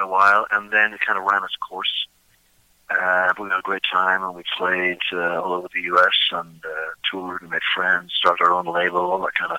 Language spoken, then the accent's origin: English; Dublin, Leinster, Ireland; moved away as an adult; also born or lived in Pittsburgh; I grew up in Dublin.